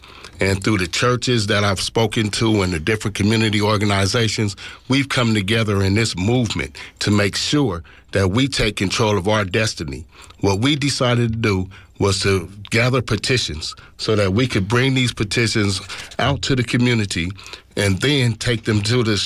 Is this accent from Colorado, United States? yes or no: no; Oakland, California, United States; I was born and raised in East Oakland